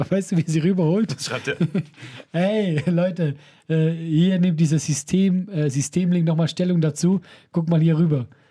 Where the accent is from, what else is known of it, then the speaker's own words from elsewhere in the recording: Switzerland; Und ich bin ja auch Schweizer.